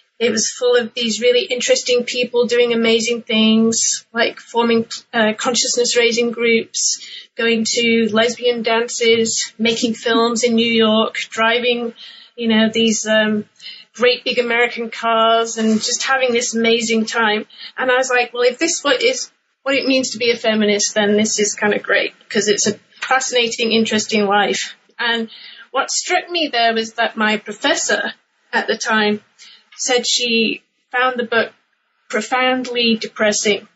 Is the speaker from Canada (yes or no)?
no; England, United Kingdom; moved away; I'm originally from England, and I grew up in the UK in the 1980s